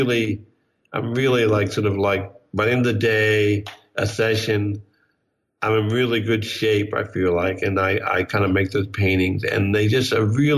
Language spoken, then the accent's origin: English; Bryn Mawr, Pennsylvania, United States; born or raised there; moved away; also born or lived in New York